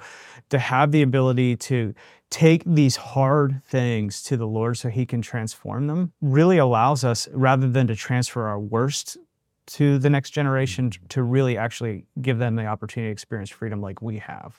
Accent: Western Pennsylvania, United States; moved away; I grew up in Western Pennsylvania, you know, steel mill, coal miner

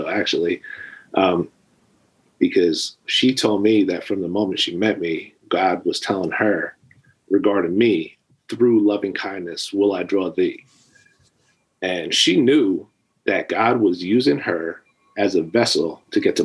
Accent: New Jersey, United States; I was born and raised in New Jersey

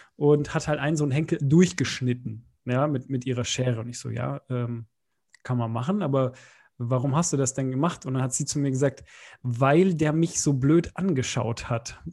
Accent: Bavaria, Germany; moved away; bei uns in Bayern irgendwie in der neunten Klasse so ein Klassenbuch eingeführt

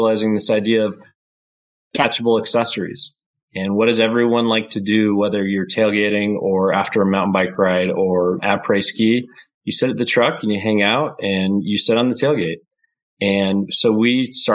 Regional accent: Salt Lake City, Utah, United States; we just grew up in Salt Lake City

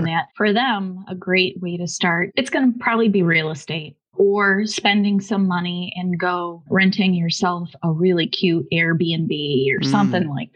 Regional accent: Buffalo, New York, United States; I'm from Buffalo, New York

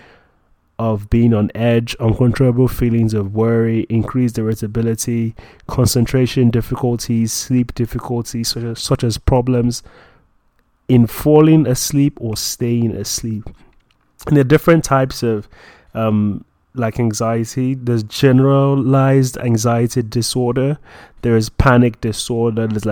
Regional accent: Nigeria; I'm a Nigerian, I'm a Christian

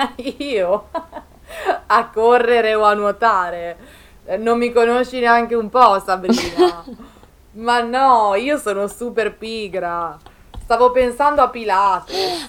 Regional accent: province of Milan, Lombardy, Italy; anche nel mio paese, in provincia di Milano

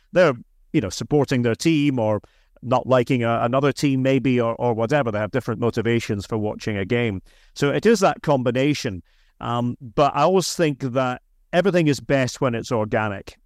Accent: Aberdeen, Scotland, United Kingdom; moved away; I'm from Aberdeen, so that was the local team

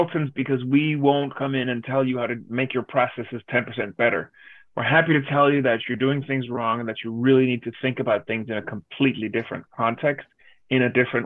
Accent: Denmark; now in Los Angeles, United States; I grew up in Denmark

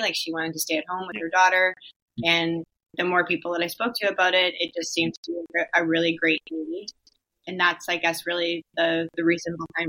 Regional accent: New Brunswick, Canada; I'm from New Brunswick, Canada

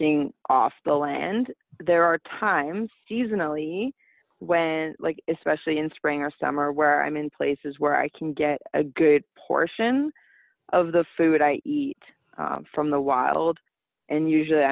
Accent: Canada; I was born in Canada

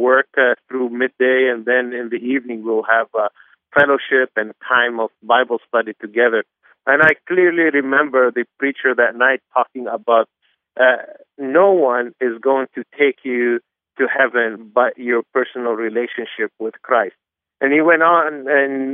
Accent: Beirut, Beirut Governorate, Lebanon; also born or lived in Anderson, Indiana; I was born and raised in Beirut, Lebanon

